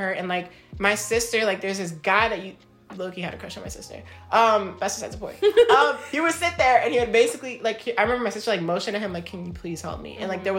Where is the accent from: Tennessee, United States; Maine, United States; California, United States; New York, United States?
New York, United States; New York City; I grew up in the Bronx